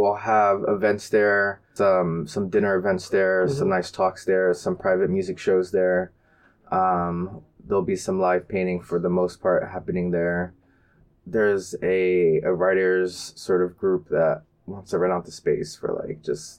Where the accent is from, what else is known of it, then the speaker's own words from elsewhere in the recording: Camden, New Jersey, United States; moved away as an adult; also born or lived in London / North Carolina / Boston / Germany; I grew up mostly in New Jersey, right outside of Philly